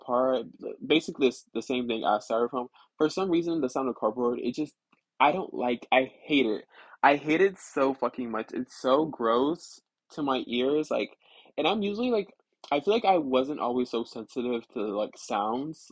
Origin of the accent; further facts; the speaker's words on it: the South, United States; I live in the South and I'm from the South